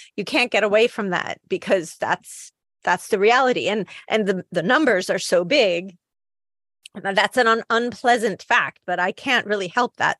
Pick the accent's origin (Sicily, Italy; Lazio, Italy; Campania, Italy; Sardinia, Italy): Campania, Italy; Naples; now in United Kingdom; I'm from Naples.